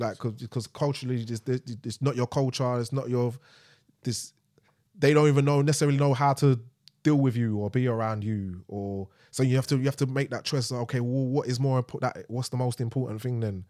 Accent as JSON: {"language": "English", "region": "London", "country": "United Kingdom", "said": "we're from East, but she's dragged me all the way to Brixton"}